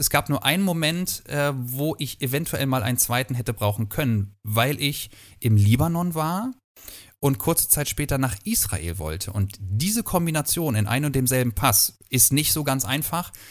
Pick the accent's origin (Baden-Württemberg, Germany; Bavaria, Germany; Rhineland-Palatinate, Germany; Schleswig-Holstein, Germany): Schleswig-Holstein, Germany; Kiel; Also ähm, ich bin in Kiel groß geworden, habe niemals woanders gelebt.